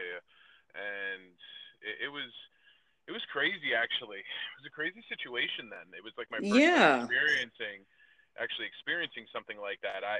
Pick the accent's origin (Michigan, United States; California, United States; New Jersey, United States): New Jersey, United States; New Milford; moved away as an adult; also born or lived in Florida; I was born and raised in New Milford, in New Jersey, and was in New Jersey for almost 30 years.